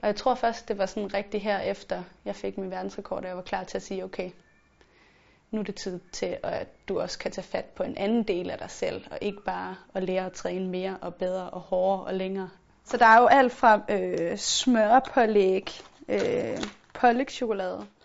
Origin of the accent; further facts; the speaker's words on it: Funen, Southern Denmark, Denmark; moved away as an adult; now in Copenhagen, Denmark; jeg var sådan rejst fra Fyn, hvor jeg altid havde været op og ned af min familie